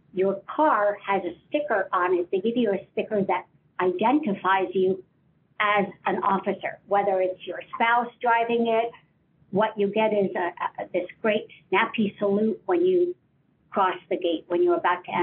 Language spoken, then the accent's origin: English; Ohio, United States; moved away; I'm originally from Ohio